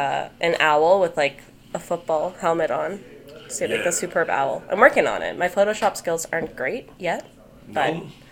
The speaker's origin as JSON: {"language": "English", "town": "Kingston", "region": "Ontario", "country": "Canada", "moved": "as an adult", "lives_now": "Ottawa, Canada", "said": "I'm from Kingston, which is a pretty small town"}